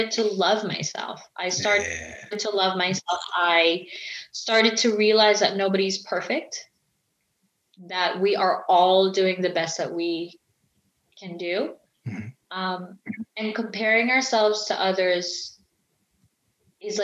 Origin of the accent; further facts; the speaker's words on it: Philippines; the Filipino community, which I'm Filipino, is that we grew up hearing this word